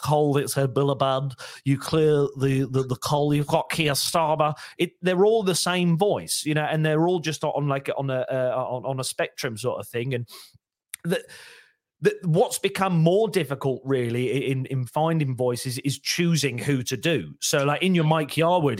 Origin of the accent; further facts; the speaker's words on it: Shrewsbury, West Midlands, United Kingdom; now in North East England, United Kingdom; I was from Shrewsbury, as I said, and they didn't really have an accent growing when I was growing up.